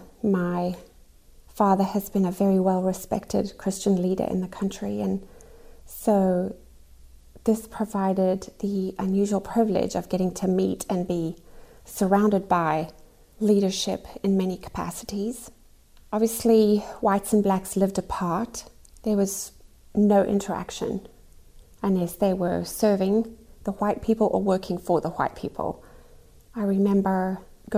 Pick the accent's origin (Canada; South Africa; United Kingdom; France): South Africa; Growing up in South Africa was a very, very interesting experience.